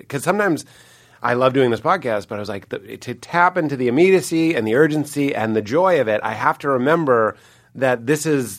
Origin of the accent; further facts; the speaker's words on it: Lexington, Massachusetts, United States; also born or lived in Chicago; now in New York, United States; I'm from Lexington